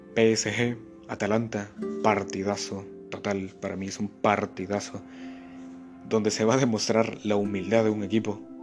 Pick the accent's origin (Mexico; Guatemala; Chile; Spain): Guatemala; aquí en mi país, el buen Chapín